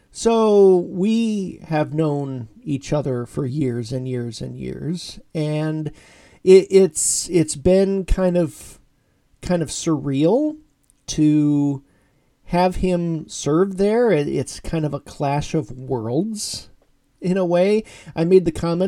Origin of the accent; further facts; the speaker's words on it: Orrville, Ohio, United States; moved away; my hometown church, Christ United Church of Christ in Orrville, Ohio